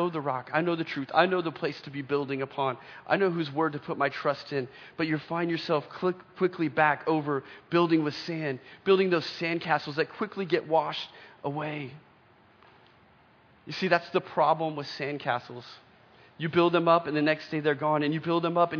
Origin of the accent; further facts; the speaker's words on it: Oklahoma, United States; I remember growing up in Oklahoma, we lived in just this little house